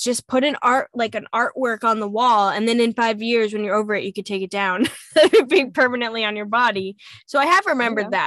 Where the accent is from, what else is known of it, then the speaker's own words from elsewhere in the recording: Montauk, New York, United States; I'm from Montauk